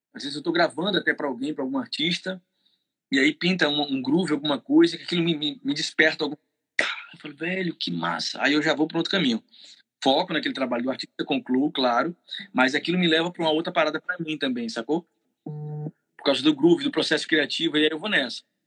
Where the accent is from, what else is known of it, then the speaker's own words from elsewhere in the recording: Bahia, Brazil; eu sou baiano